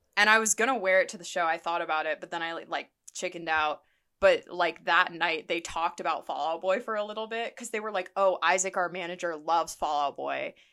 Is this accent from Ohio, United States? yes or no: yes; Columbus, Ohio, United States; moved away; my hometown of Columbus